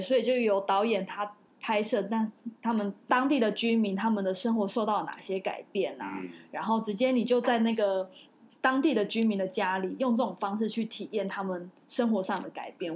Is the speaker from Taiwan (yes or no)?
yes; Taiwan; 身为台湾人还蛮，蛮骄傲的